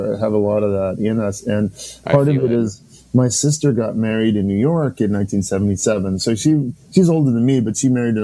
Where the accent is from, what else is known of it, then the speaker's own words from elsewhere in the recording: Salmon Arm, British Columbia, Canada; moved away; also born or lived in New Brunswick; I was born in New Brunswick, but grew up in a town called Salmon Arm, B.C., Interior